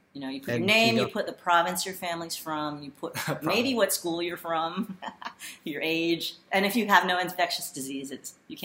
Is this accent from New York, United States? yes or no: no; Pinole, California, United States; also born or lived in Berkeley; I grew up in the Bay.